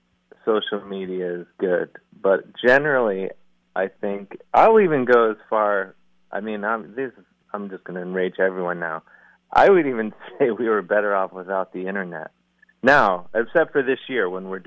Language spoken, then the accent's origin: English; University Heights, Ohio, United States; I'm from the mean streets of University Heights. Uh-huh. Right down the street. I grew up about 100 yards outside of Shaker Heights.